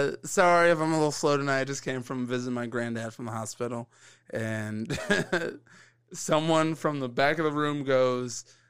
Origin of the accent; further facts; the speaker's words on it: Carmel, United States; I'm from Carmel.